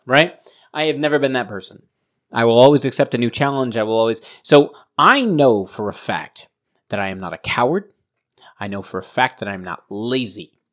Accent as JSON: {"language": "English", "town": "Providence", "region": "Rhode Island", "country": "United States", "tie": "born or raised there", "said": "I grew up in Providence"}